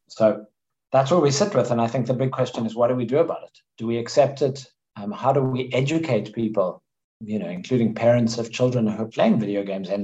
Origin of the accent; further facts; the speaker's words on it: South Africa; moved away as an adult; also born or lived in United States; I grew up in South Africa. I spent most of my 20s and 30s in the US